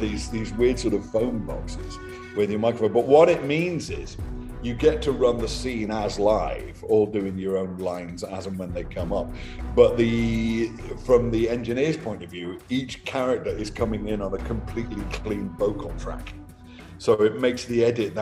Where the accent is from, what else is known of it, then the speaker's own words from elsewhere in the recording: Liverpool, North West England, United Kingdom; moved away; also born or lived in Edinburgh; growing up in Liverpool